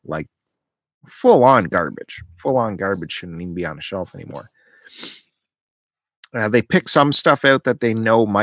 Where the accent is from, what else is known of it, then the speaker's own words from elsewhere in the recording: Belleville, Ontario, Canada; I grew up with one in Belleville, Zap Records.